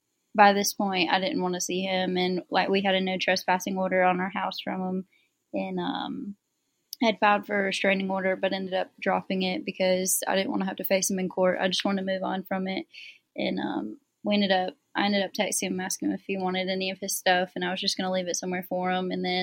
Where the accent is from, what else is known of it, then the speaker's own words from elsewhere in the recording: Greenville, South Carolina, United States; Greenville, South Carolina.